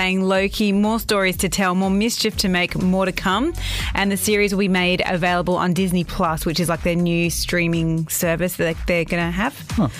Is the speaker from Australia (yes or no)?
yes; Perth, Western Australia, Australia; moved away as an adult; now in Dubai, United Arab Emirates; When they went to my hometown of Perth, Australia